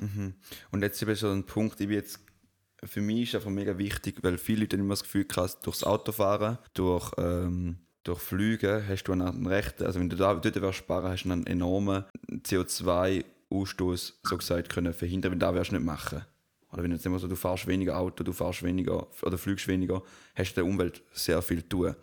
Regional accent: Switzerland

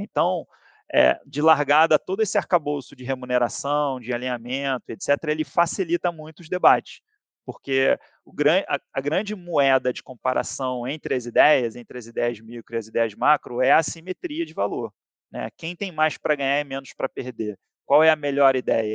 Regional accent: Rio de Janeiro, Brazil; moved away as an adult; Sou carioca, surfista

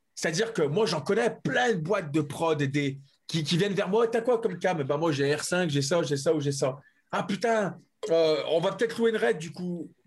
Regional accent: France; moi en tant que français

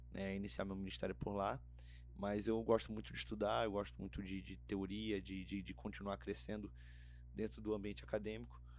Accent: Rio de Janeiro, Brazil; moved away as an adult; O Rio é é um estado maravilhoso ali onde eu cresci e tudo mais.

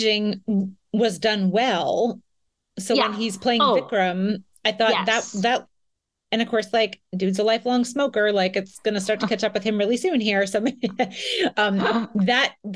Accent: United States; as an American person

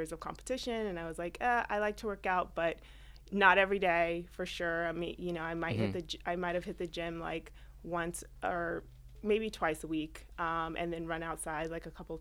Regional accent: California, United States; moved away as an adult; now in New York, United States; Born and raised in California, came to New York about 15 years ago

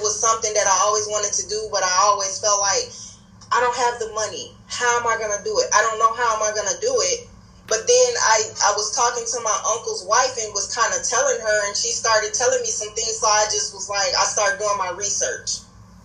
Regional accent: Minnesota, United States; also born or lived in Gary, Indiana; I was born in Gary, Indiana, but I've been living here in Minnesota since the age of 5.

